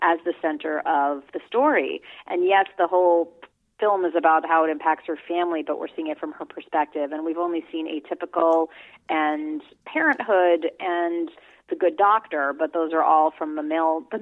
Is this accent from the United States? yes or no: yes; New York City, New York, United States; I grew up in New York City.